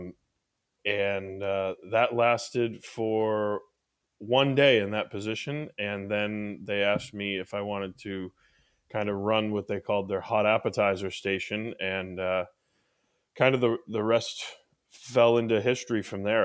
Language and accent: English; Wolcott, Connecticut, United States; moved away as an adult; now in Maine, United States; where I was born and raised down in Connecticut. Mm-hmm. I was born in Wolcott, Connecticut